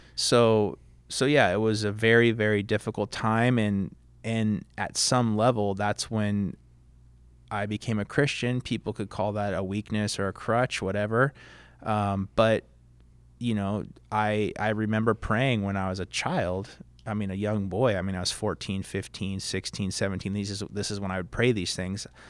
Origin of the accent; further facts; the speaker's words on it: Fountain Valley, California, United States; also born or lived in Long Beach, California; I was born in Long Beach, but my parents bought their first home in Fountain Valley, so I was sort of a product of suburbs.